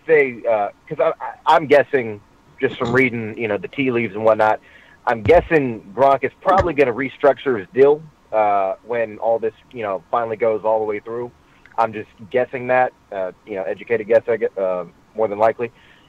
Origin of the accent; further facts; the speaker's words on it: Boston, Massachusetts, United States; So, obviously, I'm from Boston. Grew up in West Roxbury and, moved down here.